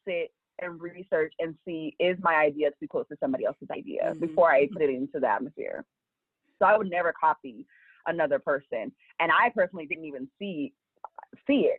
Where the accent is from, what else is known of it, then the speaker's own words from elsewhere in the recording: Los Angeles, California, United States; I'm from Los Angeles